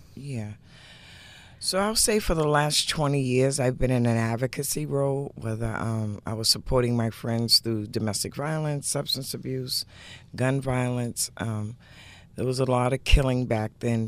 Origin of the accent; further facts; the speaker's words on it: Boston, Massachusetts, United States; also born or lived in Dorchester; I've grown up from Dorchester to Roxbury, but pretty much the inner city